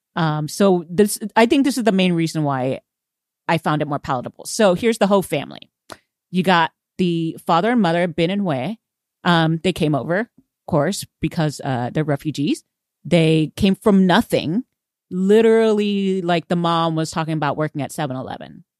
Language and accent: English; Houston, Texas, United States; I am from Houston, um, and I am Vietnamese